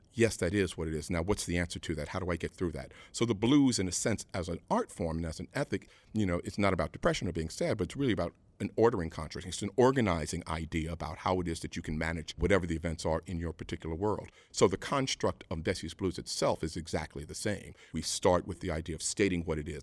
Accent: New York City, New York, United States; I'm native New Yorker

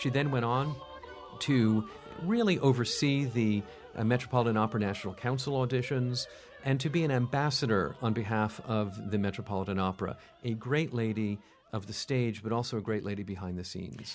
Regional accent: New York, United States; When I was a kid, I was brought up here in New York

